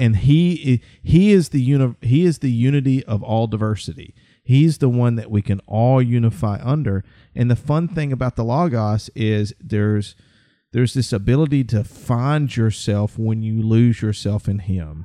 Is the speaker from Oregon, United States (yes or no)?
no; central Alabama, United States; I'm from Alabama and I've lived pretty much central Alabama all my life